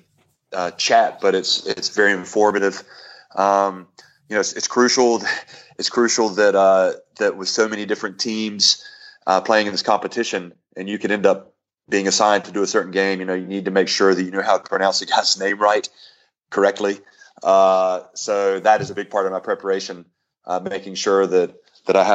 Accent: North Carolina, United States; I really enjoyed growing up in North Carolina

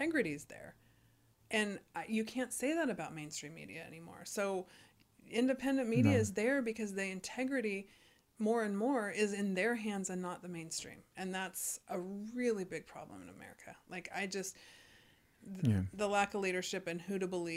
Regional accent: California, United States; it's hard being a Californian, you know, like it doesn't feel, sometimes it doesn't feel like your vote counts in California

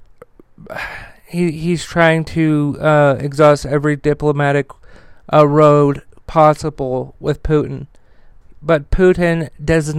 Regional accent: United States; as an American person

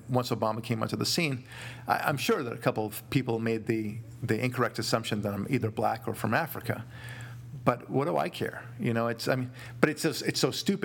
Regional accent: Israel; now in Los Angeles, United States; I'm not from Kenya. From Israel originally

